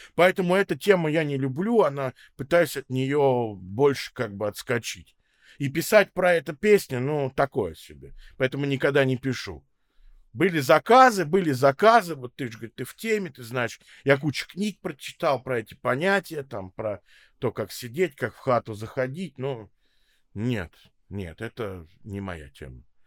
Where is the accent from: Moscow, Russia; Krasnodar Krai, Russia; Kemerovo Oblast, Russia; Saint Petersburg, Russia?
Moscow, Russia; also born or lived in Israel; я родился в Москве, родился в Кузьминках, вот потом большую часть времени живу в Строгино